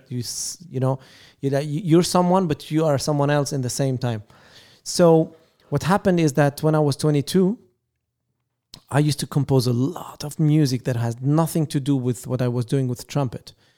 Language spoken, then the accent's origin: English; Lebanon; English is a second language; now in Paris, France; we are originally from Lebanon